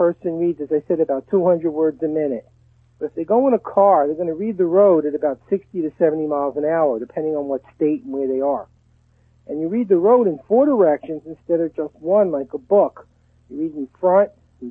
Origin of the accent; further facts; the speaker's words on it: Brooklyn, New York, United States; now in Texas, United States; I grew up in Brooklyn and we pronounce it dog. I live in Texas now